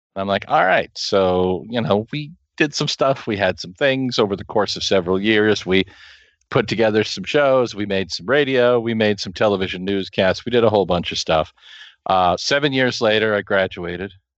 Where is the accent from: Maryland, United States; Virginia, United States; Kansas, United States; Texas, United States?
Kansas, United States; also born or lived in Hays, Kansas; I come from a small town in the middle of nowhere in the middle of Kansas